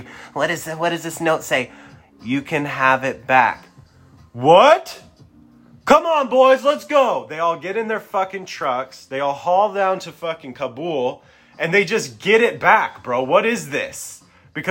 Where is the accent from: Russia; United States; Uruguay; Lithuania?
United States; I was born in the United States of America